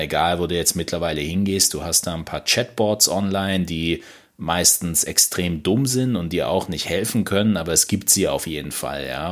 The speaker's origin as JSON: {"language": "German", "town": "Mannheim", "region": "Baden-Württemberg", "country": "Germany", "said": "Ich komme natürlich nicht aus Stuttgart, ich komme aus Monnem."}